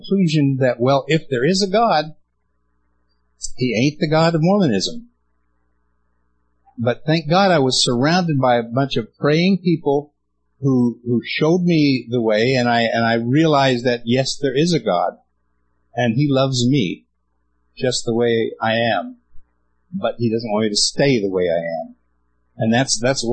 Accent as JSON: {"language": "English", "region": "Utah", "country": "United States", "tie": "born or raised there", "said": "I was born and raised in Utah"}